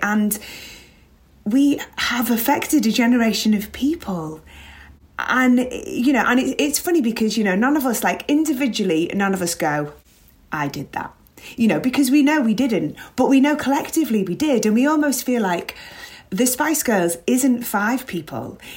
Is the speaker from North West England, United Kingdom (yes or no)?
yes; Liverpool, North West England, United Kingdom; growing up in Liverpool